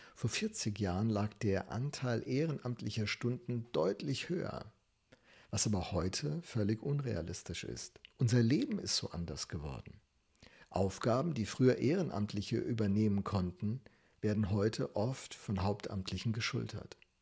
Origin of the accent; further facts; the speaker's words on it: Germany; als Deutsche